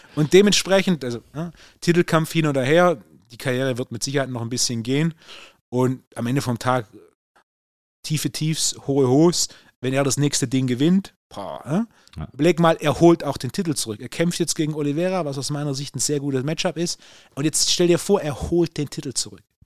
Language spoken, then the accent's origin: German; Swabia, Germany; Als Schwabe